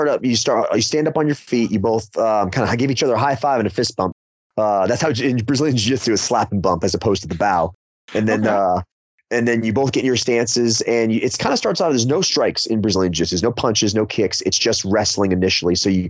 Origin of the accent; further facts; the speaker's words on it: Florida, United States; now in Hendersonville, United States; I was originally from Florida. That's where I was born. So I've spent most of my life here in the Southeast.